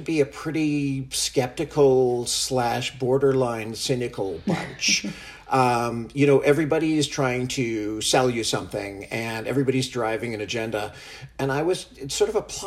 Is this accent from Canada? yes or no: yes; Canada; moved away as an adult; also born or lived in San Francisco, United States / Santa Fe, United States; I'm originally from Canada. I grew up here and went to school here